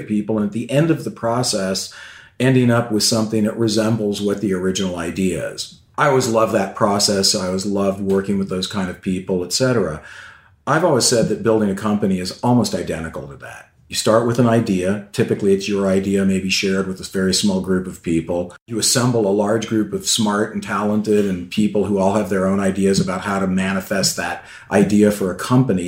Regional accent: San Diego, California, United States; I grew up in San Diego, California

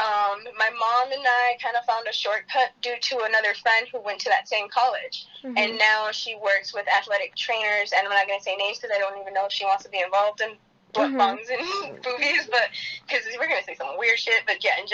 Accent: Rockport, Illinois, United States; moved away; I am born and raised Rockport, Illinois, about 40 minutes from Chicago

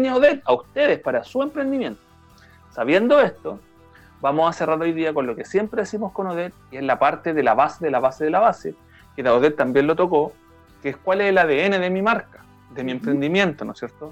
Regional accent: Chile; yo, como chileno

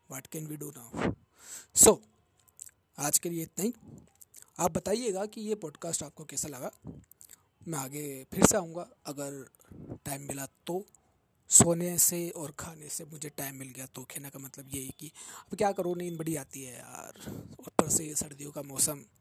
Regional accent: Jaipur, Rajasthan, India; और मैं जयपुर राजस्थान से बिलोंग करूँ छूँ हाँ हाँ वहीं जहाँ पर पानी की थोड़ी कमी चल रही है आजकल

